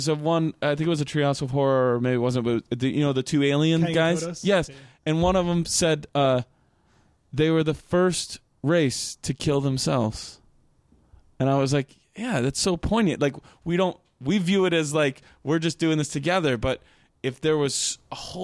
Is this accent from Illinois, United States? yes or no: yes; Rochelle, Illinois, United States; I'm from Rochelle, Illinois